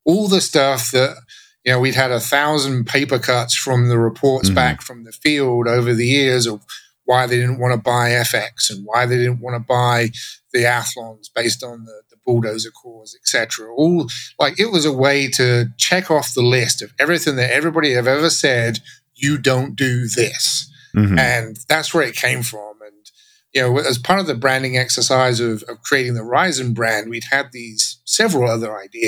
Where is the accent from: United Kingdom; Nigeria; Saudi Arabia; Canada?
United Kingdom; England; now in Texas, United States; So if my accent sounds funny, that's because I grew up in England and now I live in Texas, and no one can tell where I'm from anymore.